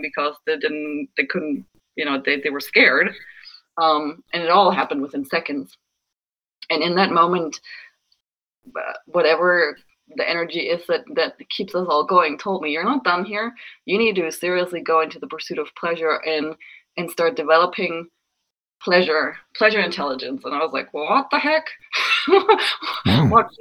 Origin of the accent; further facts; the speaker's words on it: Germany; moved away; I was raised Lutheran in Germany